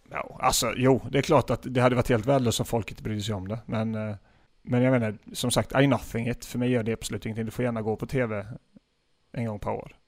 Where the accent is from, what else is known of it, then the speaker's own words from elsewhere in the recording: Gislaved, Jönköping County, Sweden; moved away; För de som inte vet vad Gislaved är så är det min hemort där